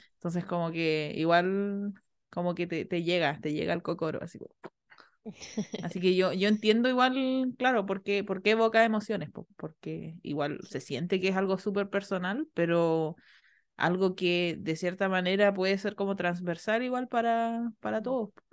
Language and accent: Spanish; Chiloé, Los Lagos, Chile; yo crecí en Chiloé, un peladero